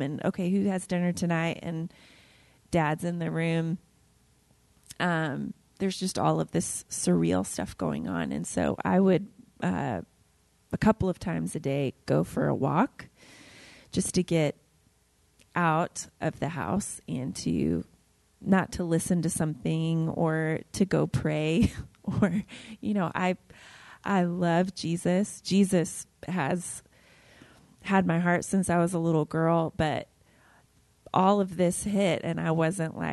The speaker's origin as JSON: {"language": "English", "region": "Ohio", "country": "United States", "tie": "born or raised there", "moved": "as an adult", "lives_now": "Dallas, United States", "said": "my small hometown in Ohio"}